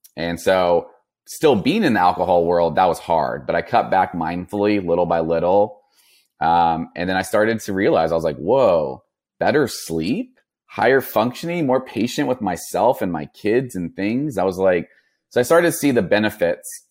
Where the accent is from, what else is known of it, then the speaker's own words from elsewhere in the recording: Napa, California, United States; I grew up in Northern California by Napa Valley, um, old Napa area